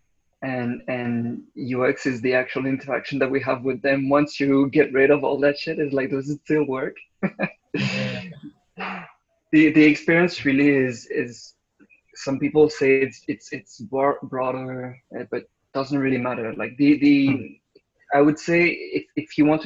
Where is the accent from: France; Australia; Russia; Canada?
France; Bordeaux, Nouvelle-Aquitaine; moved away; I'm French, but I'm not from Paris. I'm like from the south, a place called Bordeaux.